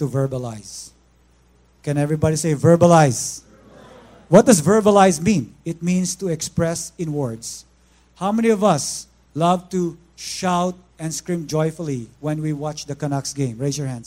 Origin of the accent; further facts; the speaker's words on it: Philippines; moved away; I'm from the Philippines